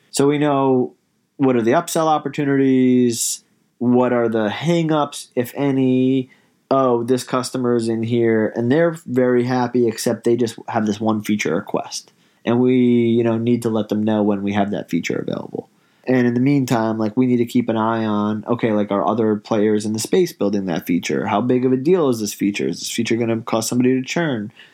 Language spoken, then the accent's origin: English; New York, United States; I grew up in New York